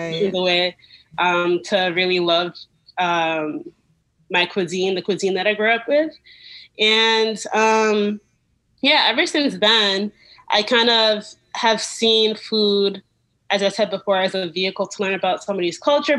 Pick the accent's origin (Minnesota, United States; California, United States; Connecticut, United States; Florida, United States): Connecticut, United States; New Haven; also born or lived in Israel; now in Philadelphia, United States; I was there until I was 1 year old, and then we moved to the U.S., Connecticut specifically, when I was one. And I grew up in Connecticut.